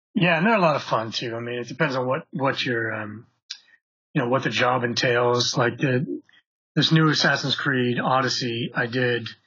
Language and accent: English; Montreal, Quebec, Canada; moved away as an adult; we're both from Montreal.